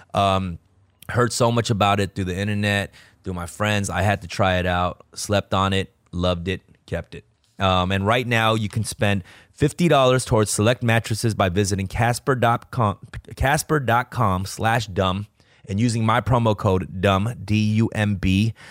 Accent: Los Angeles, California, United States; we're Korean rappers from Los Angeles

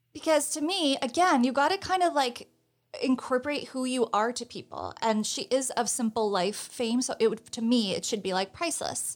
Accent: New Jersey, United States; now in New York City, United States; I'm from New Jersey

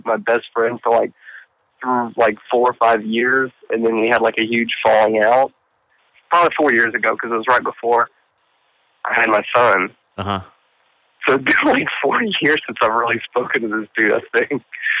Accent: Lafayette, Louisiana, United States; also born or lived in Montana; I've lived in Louisiana since I was three

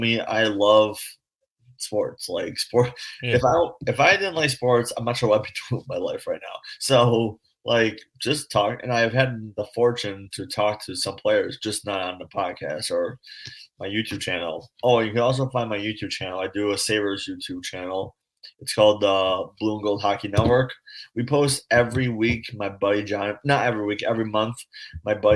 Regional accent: Buffalo, New York, United States; I take pride I'm from Buffalo

